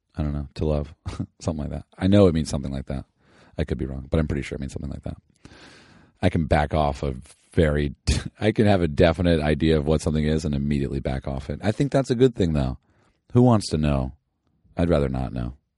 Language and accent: English; Southern California, United States; I'm from the SoCal